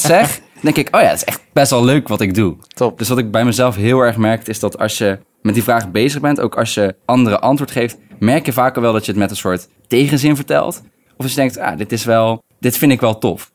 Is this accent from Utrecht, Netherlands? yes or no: yes; Utrecht, Netherlands; moved away as an adult; also born or lived in Tilburg; ik kom uit Utrecht.